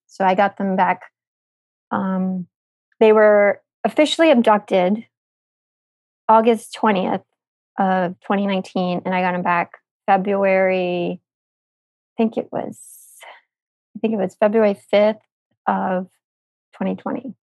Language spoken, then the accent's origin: English; United States; I'm American